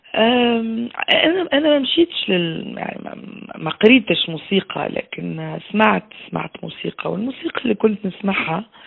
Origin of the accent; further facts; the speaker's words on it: Tunisia; moved away as an adult; also born or lived in Belgium; أنا مشيت من تونس في سبعة و آه، استنى وقتاش تو ما عادش نعرف الوقت سبعة وثمانين